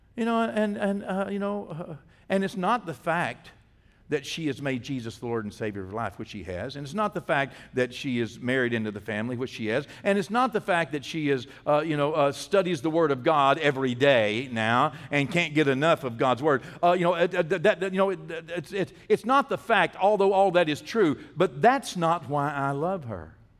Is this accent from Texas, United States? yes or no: yes; Texas, United States; I'm from Texas